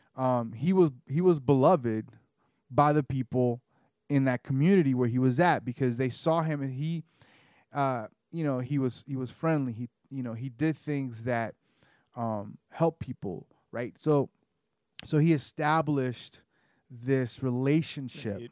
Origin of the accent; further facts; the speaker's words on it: the South, United States; I grew up in the South, so I have a more of a genteel manner.